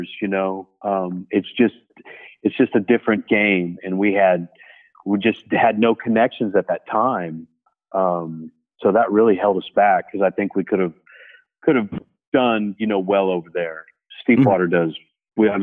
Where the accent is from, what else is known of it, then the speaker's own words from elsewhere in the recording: Bunker Hill, Indiana, United States; I'm from Bunker Hill, Indiana